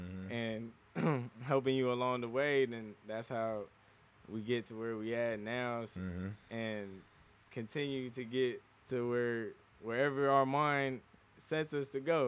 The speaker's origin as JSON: {"language": "English", "town": "Anaheim", "region": "California", "country": "United States", "tie": "born or raised there", "said": "I'm from Anaheim."}